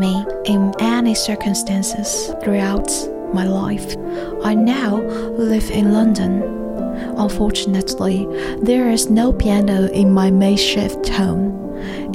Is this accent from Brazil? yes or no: no; Huaihua, Hunan, China; in my hometown, Huaihua. Only 4 million people live there. It's a small, beautiful city in the south of China in Hunan province